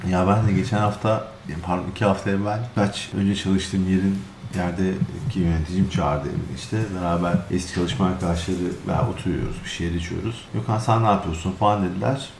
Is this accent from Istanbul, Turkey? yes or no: yes; Istanbul, Turkey; moved away; biz Türkçeyi abi açık açık söyleyeyim İstanbul'da çok farklı konuşuyoruz